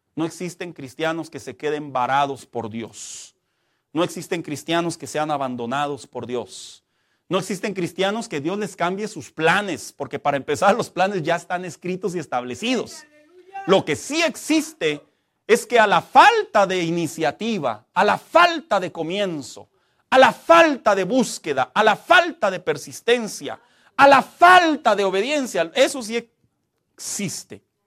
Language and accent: Spanish; Mexico; como mexicanos